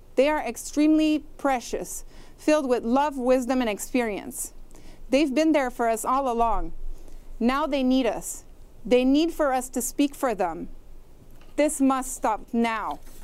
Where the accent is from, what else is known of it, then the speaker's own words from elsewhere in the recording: Canada; as Canadian citizens